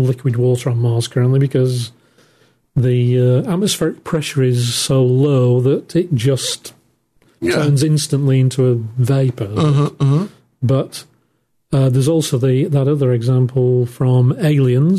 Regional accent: Manchester, North West England, United Kingdom; in the north of England where I'm from, Manchester

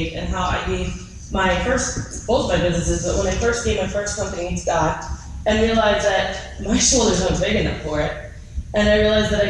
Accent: Boston, Massachusetts, United States; I'm from Boston and I'm Italian and I speak fast

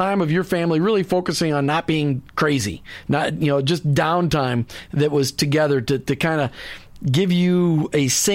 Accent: Minnesota, United States; now in Florida, United States; I grew up in Minnesota

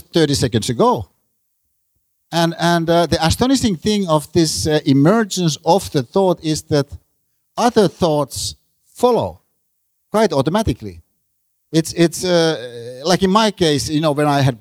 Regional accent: Finland; I'm a Finn

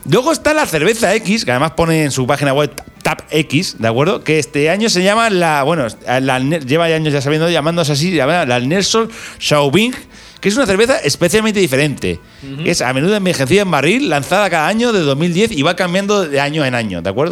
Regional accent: Albacete, Castilla-La Mancha, Spain; para uno de Albacete

